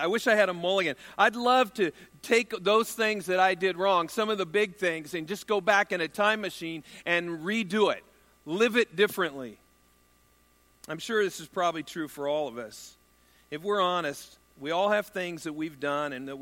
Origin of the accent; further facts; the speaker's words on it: United States; I'm an American male